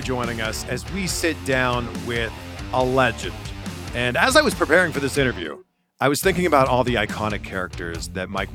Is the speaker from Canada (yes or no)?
yes; Pickering, Ontario, Canada; I grew up in Pickering, Ontario.